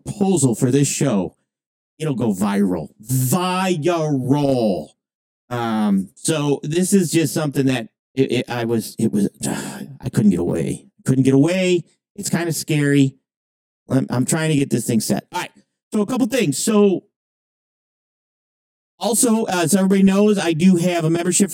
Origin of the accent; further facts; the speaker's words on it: Canada; I'm from Canadian